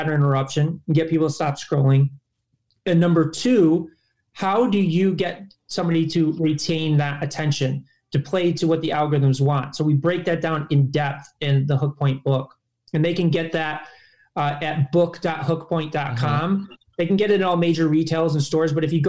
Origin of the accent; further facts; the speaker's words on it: Chicago, Illinois, United States; I'm from Chicago.